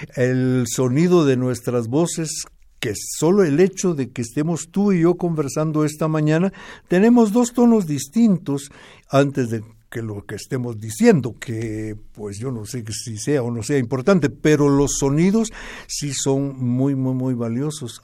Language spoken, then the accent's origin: Spanish; Momostenango, Totonicapán, Guatemala; mi pueblo